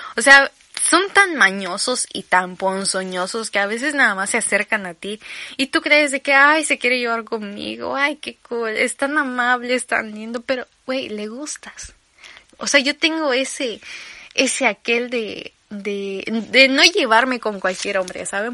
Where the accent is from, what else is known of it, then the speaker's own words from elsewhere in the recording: Campeche, Mexico; accent: campechano; tengo que resetear mi acento a campechano.